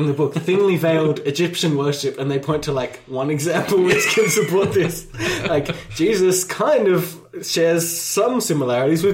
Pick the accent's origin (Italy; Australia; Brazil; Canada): Australia; as an Australian